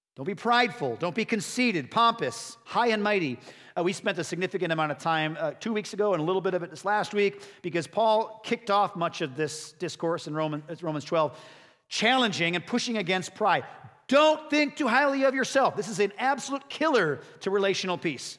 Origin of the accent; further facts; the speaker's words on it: Chicago, Illinois, United States; I'm born and raised in Chicago